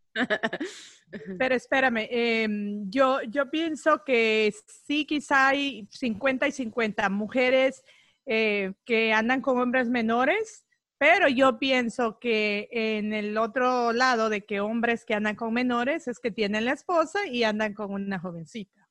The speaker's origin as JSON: {"language": "Spanish", "country": "El Salvador", "moved": "yes", "lives_now": "United States", "said": "soy salvadoreña"}